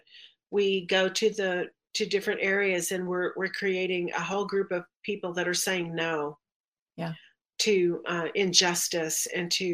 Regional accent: Texas, United States; I'm from Texas

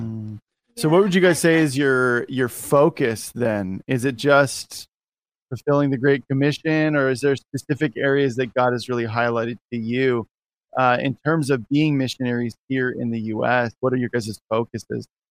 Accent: United States; as an American

